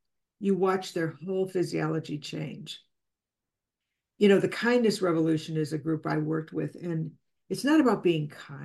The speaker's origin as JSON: {"language": "English", "town": "Chicago", "region": "Illinois", "country": "United States", "said": "I'm from Chicago"}